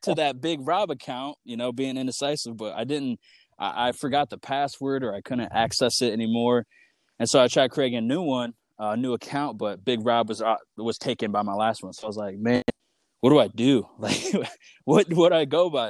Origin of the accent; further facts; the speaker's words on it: Michigan, United States; moved away as an adult; also born or lived in Lawrence, Kansas; I'm from Michigan, and the college I went to is in Lawrence, Kansas.